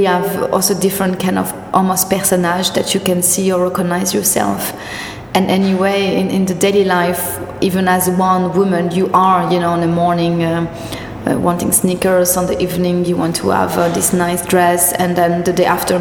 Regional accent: Corrèze, Nouvelle-Aquitaine, France; English is a second language; also born or lived in Marseille; now in Paris, France; I only live there 2 years and I'm from Corrèze. It's much more up, really countryside

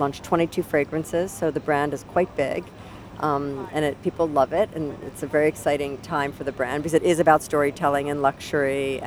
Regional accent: United States; I am American

